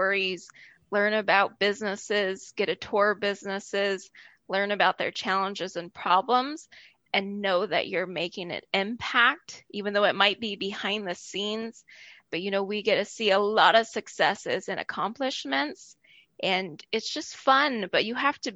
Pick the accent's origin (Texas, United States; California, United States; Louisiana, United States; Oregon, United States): Oregon, United States; moved away; I'm originally from Oregon, so this was really moving back to my home state